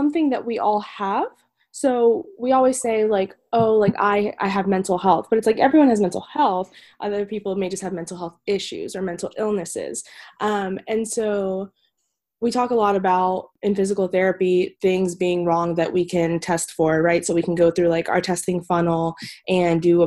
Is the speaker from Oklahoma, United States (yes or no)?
no; North Carolina, United States; I am from North Carolina